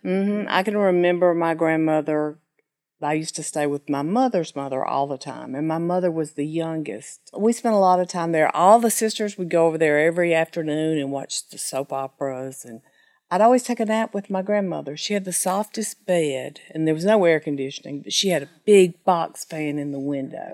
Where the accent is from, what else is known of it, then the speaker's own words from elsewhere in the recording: Sheffield, Alabama, United States; I was born in Sheffield, Alabama, small town, graduated from Sheffield High School